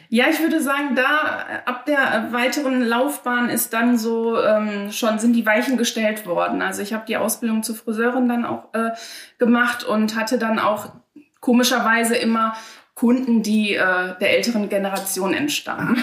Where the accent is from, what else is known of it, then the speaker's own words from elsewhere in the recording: Dinslaken, North Rhine-Westphalia, Germany; Ich bin eine gebürtige Hiesfelderin und werde es hoffentlich auch immer bleiben